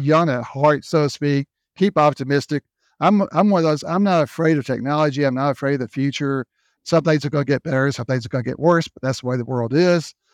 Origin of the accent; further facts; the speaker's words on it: Memphis, Tennessee, United States; moved away as an adult; also born or lived in North Carolina / South Carolina / Florida / Texas; grew up in Memphis, Tennessee. That was my hometown